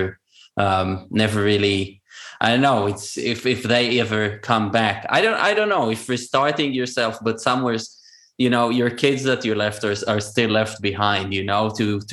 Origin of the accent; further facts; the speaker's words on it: Israel; first language Hebrew; English is a second language; moved away as an adult; also born or lived in Georgia, United States; I did not speak Hebrew for 2 months. And this is my native language